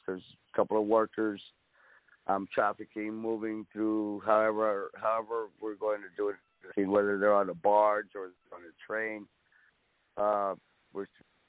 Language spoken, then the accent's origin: English; South Texas, United States; I'm from South Texas.